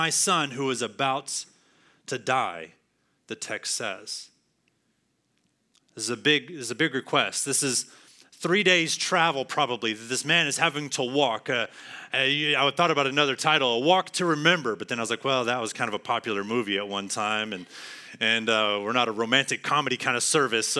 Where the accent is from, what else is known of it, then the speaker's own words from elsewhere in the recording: San Angelo, Texas, United States; moved away as an adult; now in Arlington, United States; I moved here to Arlington last year, just before summer, from San Angelo, 4 hours away, San Angelo campus, my hometown, where I've been all my life pretty much